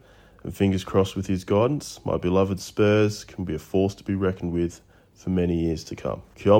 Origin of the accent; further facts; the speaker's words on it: Australia; all Australian EPL fans purely on his connection with the place that I call home.